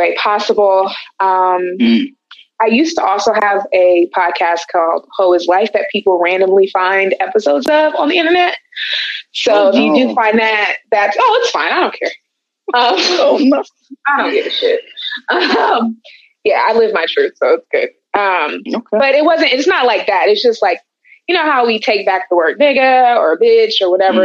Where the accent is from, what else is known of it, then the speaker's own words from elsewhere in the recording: Oakland, California, United States; I'm from Oakland, California.